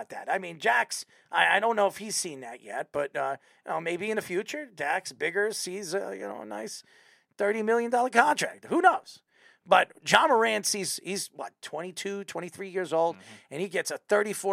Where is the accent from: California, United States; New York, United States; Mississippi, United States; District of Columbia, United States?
New York, United States; Patchogue; I'm from Patchogue.